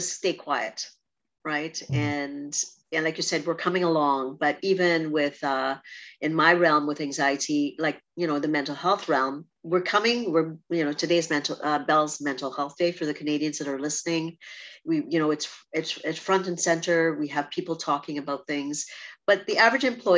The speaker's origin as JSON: {"language": "English", "country": "Trinidad & Tobago", "tie": "born or raised there", "moved": "yes", "said": "I'm from Trinidad or, you know, growing up in a rural spot"}